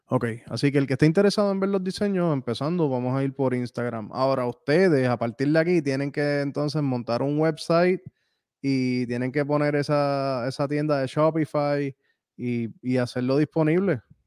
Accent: Puerto Rico; moved away as an adult; yo llevo viviendo fuera de Puerto Rico desde el 2010

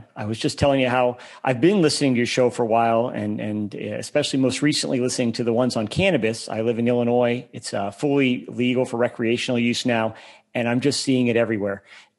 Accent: Germany; born there; moved away; So I grew up an Army brat. I was born in Germany. I lived there again in high school. I went to 10 schools in 12 years.

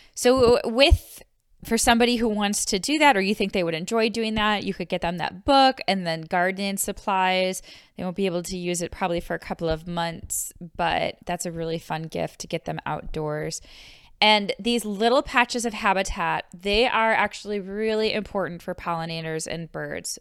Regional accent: Buffalo, New York, United States; moved away; I am from Buffalo, New York, so, uh, we did go outside, but winters were very long in Buffalo

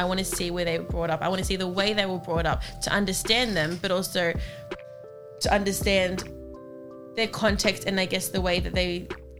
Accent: Australia; I'm Australian.

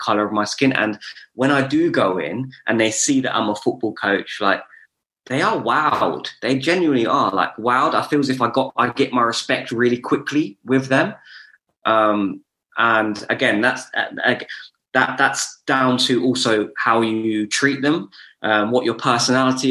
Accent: Luton, East of England, United Kingdom; also born or lived in Bedford; being born and bred in Luton

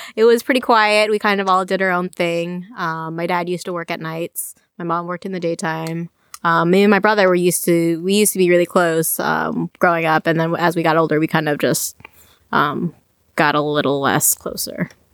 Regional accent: Champaign, Illinois, United States; moved away as an adult; also born or lived in Chicago, Illinois / Iowa City, Iowa; I was born in Champaign, grew up there

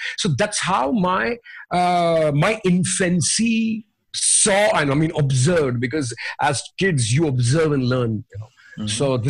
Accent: India; I'm an Indian rock vocalist.

